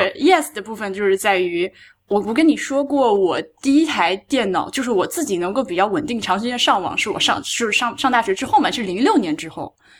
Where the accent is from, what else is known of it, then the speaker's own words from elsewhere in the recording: Hubei, China; 我湖北人